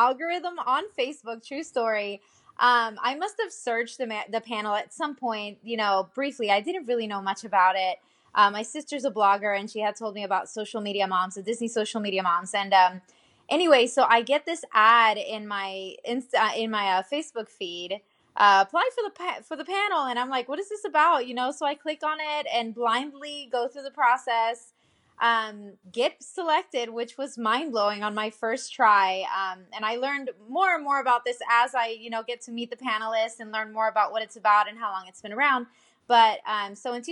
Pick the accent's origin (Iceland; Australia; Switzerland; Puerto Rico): Puerto Rico; moved away as an adult; also born or lived in Nashville, United States; now in Orlando, United States; I was actually born and raised in Puerto Rico, and I've been living here in Orlando for about 3 years.